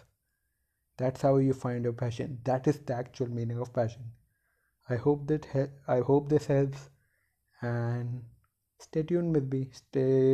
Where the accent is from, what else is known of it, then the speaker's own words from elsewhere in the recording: India; In India, if you and from a middle class family, you have to be highly competitive in order to survive